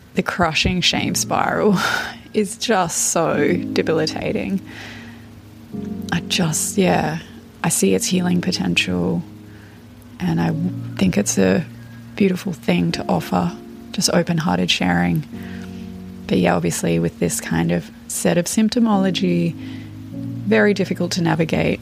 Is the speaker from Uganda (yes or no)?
no; Australia; I'm 32 and from Australia.